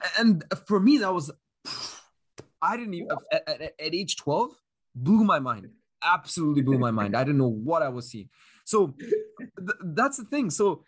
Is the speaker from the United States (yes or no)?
no; Kuwait; Like when I was here growing up in Kuwait, being exposed to so many sources of media and entertainment, mainly Western media, obviously.